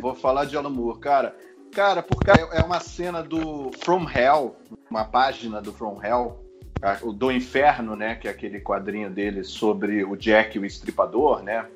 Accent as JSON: {"language": "Portuguese", "country": "Brazil", "said": "Sou brasileiro"}